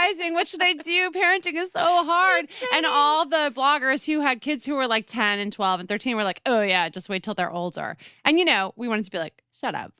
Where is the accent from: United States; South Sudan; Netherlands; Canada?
United States; Westchester, New York; also born or lived in Brooklyn; where I grew up in Westchester, there was a tradition